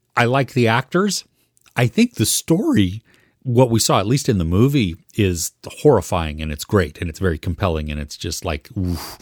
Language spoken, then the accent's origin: English; United States; as an American